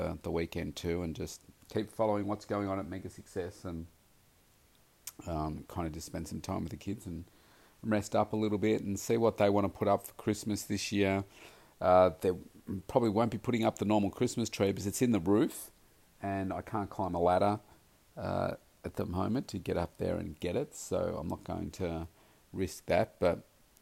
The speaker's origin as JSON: {"language": "English", "town": "Melbourne", "region": "Victoria", "country": "Australia", "tie": "born or raised there", "said": "here in my hometown, Melbourne"}